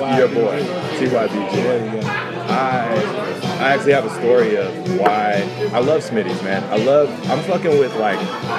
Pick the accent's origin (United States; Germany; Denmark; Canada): United States; Berkeley, California; I'm from Berkeley, the light skin in Mecca.